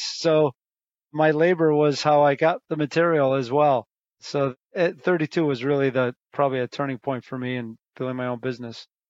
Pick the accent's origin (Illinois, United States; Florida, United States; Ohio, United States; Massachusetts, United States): Illinois, United States; Chicago; also born or lived in Barrington, Illinois; I was born and raised in Chicago